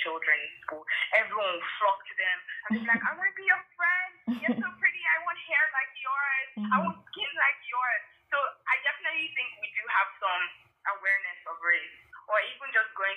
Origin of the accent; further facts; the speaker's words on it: Lagos, Nigeria; moved away; also born or lived in England; grew up in Lagos